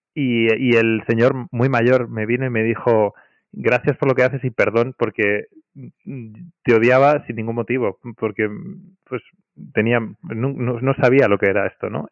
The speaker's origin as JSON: {"language": "Spanish", "town": "Madrid", "region": "Community of Madrid", "country": "Spain", "tie": "born or raised there", "said": "Soy de Madrid, de toda la vida."}